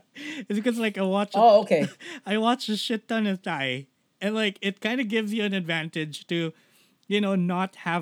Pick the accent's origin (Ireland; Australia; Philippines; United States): Philippines; we're Filipino, we've kind of mastered Taglish a little too much